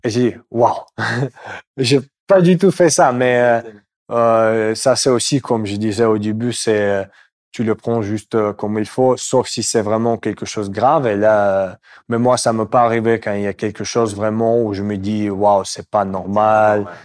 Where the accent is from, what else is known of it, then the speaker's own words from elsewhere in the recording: Moscow, Russia; French is a second language; moved away; Je viens de Moscou